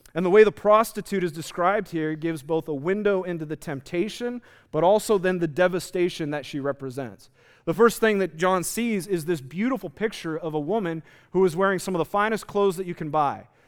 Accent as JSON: {"language": "English", "country": "United States", "said": "our situation as American Christians in the 21st century"}